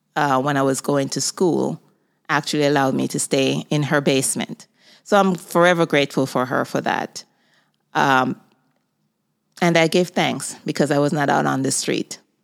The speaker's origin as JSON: {"language": "English", "country": "Jamaica", "tie": "born or raised there", "moved": "as an adult", "lives_now": "United States", "said": "I was born in Jamaica. I moved to the United States at the age of twenty-two years old"}